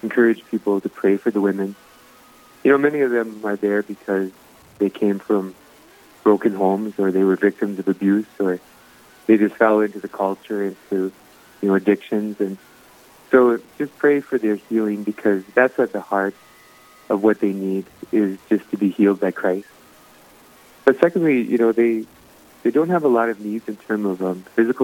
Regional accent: New England, North Dakota, United States; I grew up on a farm here by New England, about 10 miles out of town

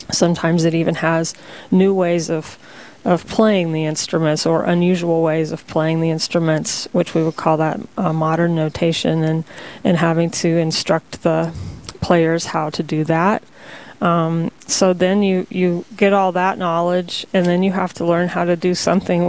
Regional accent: Texas, United States; also born or lived in Bemidji, Minnesota / Bismarck, North Dakota; now in North Dakota, United States; Originally, I'm from Texas

